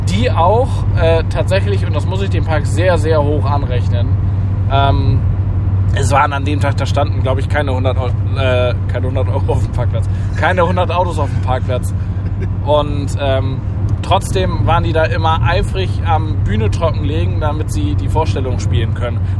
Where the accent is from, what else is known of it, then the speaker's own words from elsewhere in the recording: Northern Germany, Germany; man muss ja irgendwie als Norddeutscher da auch durch, hilft ja nichts.